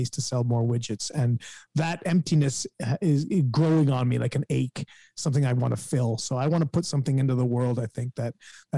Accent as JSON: {"language": "English", "town": "Guelph", "region": "Ontario", "country": "Canada", "tie": "born or raised there", "said": "here in my hometown of Guelph"}